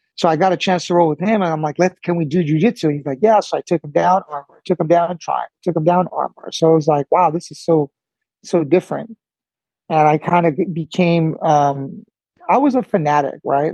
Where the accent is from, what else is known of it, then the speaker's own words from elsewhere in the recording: El Monte, California, United States; also born or lived in Cuba; i grew up in california basically my whole life